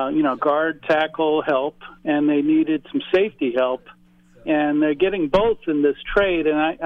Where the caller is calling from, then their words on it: North Carolina, United States; Well, I'm calling from North Carolina, so Julius Peppers is